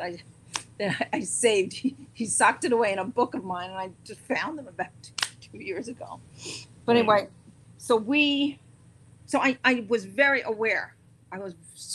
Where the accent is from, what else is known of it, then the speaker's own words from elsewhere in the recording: New York, United States; also born or lived in London; I'm a New Yorker